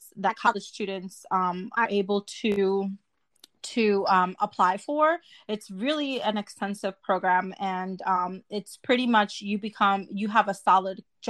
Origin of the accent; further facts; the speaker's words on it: New Jersey, United States; also born or lived in Dominican Republic; I was raised in New Jersey.